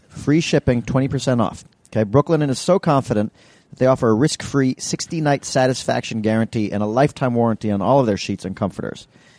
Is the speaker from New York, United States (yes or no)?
yes; New York, United States; I'm from New York.